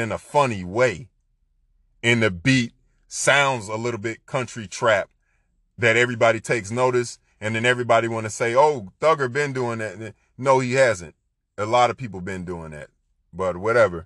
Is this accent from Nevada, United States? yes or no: no; Florida, United States; I'm from Florida